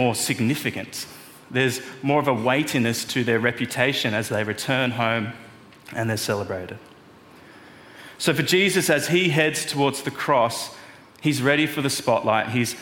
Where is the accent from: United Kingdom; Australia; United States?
Australia; Melbourne, Victoria; moved away; I'm from Melbourne